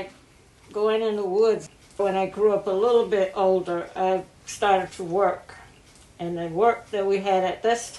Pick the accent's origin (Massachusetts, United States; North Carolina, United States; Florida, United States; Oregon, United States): North Carolina, United States; Bolton; I was born July 1931 in Bolton, North Carolina